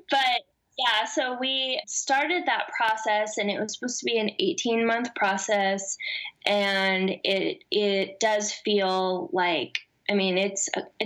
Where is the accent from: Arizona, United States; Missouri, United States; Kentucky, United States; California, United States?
Missouri, United States; moved away as an adult; now in Nashville, United States; I consider myself from the Midwest, I guess, because I grew up in Missouri my whole life and moved to Nashville 2 years ago.